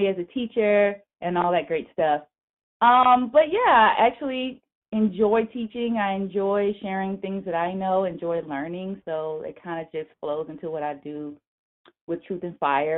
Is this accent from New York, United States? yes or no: no; Atlanta, Georgia, United States; I'm originally from Atlanta, Georgia